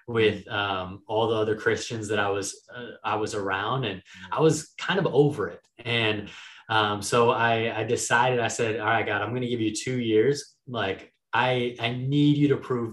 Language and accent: English; Minneapolis, Minnesota, United States; moved away as an adult; also born or lived in Miami; I spent the last few years down in Miami, but I'm originally from Minneapolis.